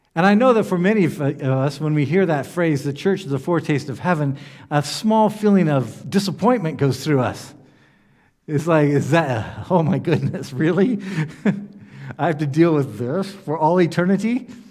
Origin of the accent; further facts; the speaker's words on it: United States; among ourselves in the U S Baptists